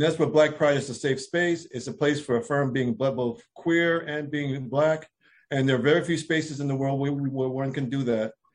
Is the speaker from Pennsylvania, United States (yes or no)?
yes; Philadelphia, Pennsylvania, United States; moved away as an adult; now in Washington, D.C., United States; I'm from Philadelphia area. I've been living in D.C. for over 25 years, but I'm from the Philadelphia area